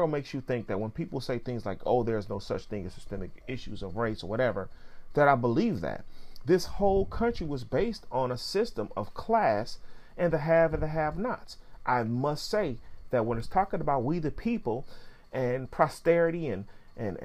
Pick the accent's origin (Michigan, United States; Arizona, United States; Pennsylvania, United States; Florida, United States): Michigan, United States; Pontiac; I can go back to Pontiac, Michigan on Johnson Street at General Hospital where I was born. But there's no go back to Africa. I'm not from there. Although those are my descendants and ancestors, I'm from Pontiac.